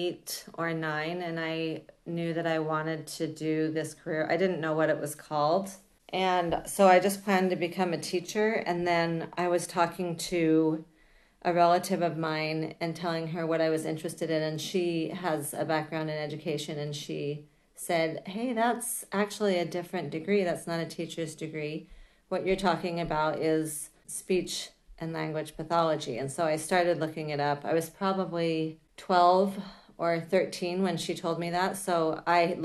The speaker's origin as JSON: {"language": "English", "town": "Salt Lake City", "region": "Utah", "country": "United States", "tie": "born or raised there", "also_born_or_lived": "Walnut Creek, California", "moved": "as an adult", "said": "We moved when I was 5 to Utah, Salt Lake City, when my dad was transferred there by his firm. And then I did my schooling there. So I was there till I was 18"}